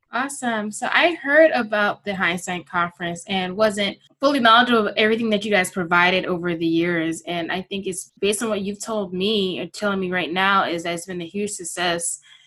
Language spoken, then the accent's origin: English; South Florida, United States; I'm from South Florida